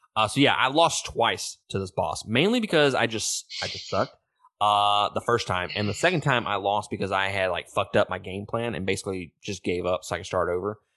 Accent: Mississippi, United States; I'm from Mississippi

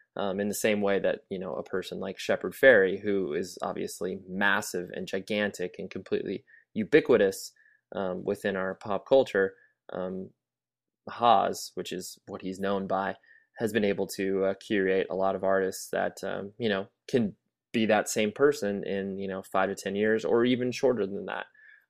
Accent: Kalamazoo, Michigan, United States; I came from Kalamazoo, Michigan.

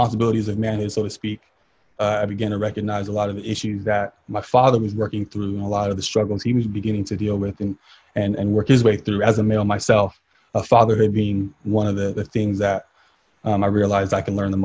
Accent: Tracy, California, United States; also born or lived in Stockton, California; I'm from Stockton, California, but I was pretty much raised in Tracy

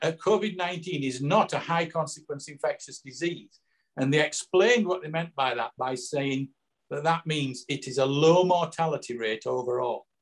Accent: Yorkshire and the Humber, United Kingdom; now in Somerset, United Kingdom; I'm from Yorkshire originally, as you probably tell. Well, Scott will tell from my accent. But I now live down in Somerset

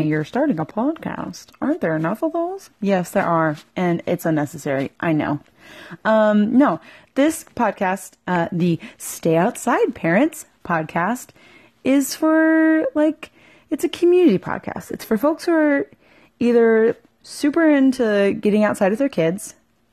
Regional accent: Virginia, United States; moved away; I'm from Virginia, and I went to school, Southern Utah University

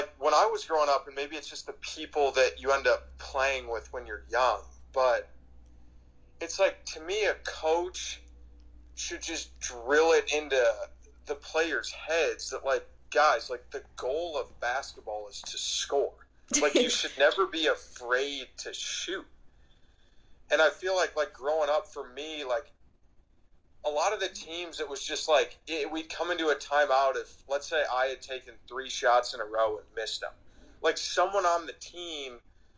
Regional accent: Chicago, Illinois, United States; moved away as an adult; also born or lived in Lawrence, Kansas; now in Scottsdale, United States; growing up in Chicago

